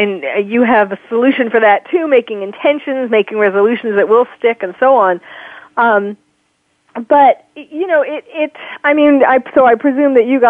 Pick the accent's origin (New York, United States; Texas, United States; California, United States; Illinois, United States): New York, United States; I'm from, born and raised in New York